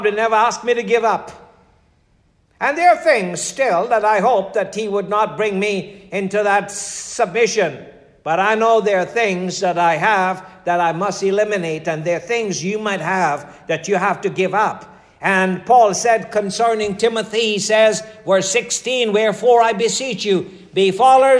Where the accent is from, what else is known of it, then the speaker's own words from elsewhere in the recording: Guyana; moved away as an adult; I'm coming from Guyana.